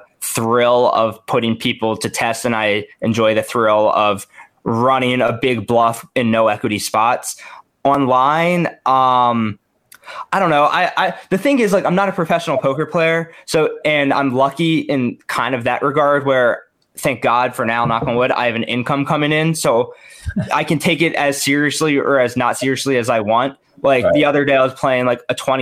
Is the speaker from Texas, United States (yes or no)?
no; Maryland, United States; I'm from Maryland. You know, I went to University of Maryland